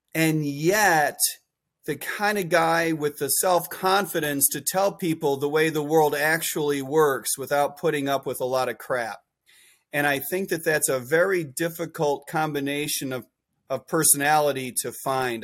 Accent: Chicago, Illinois, United States; I grew up in Chicago

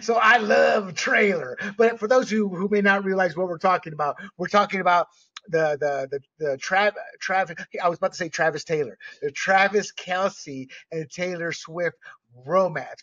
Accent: Panama; I grew up with cannabis because I was born and raised in Panama

